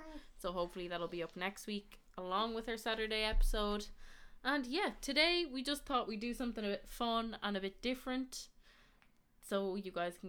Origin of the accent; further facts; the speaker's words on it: Dublin, Leinster, Ireland; also born or lived in Spain / Canada; I was born in Dublin. And I lived between Spain and Ireland for most of my life.